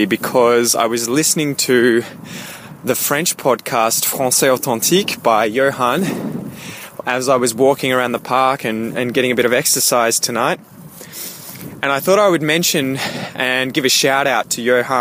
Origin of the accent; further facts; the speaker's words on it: Australia; accent: Australian; the English dialect spoken in Australia and you wanted to copy my accent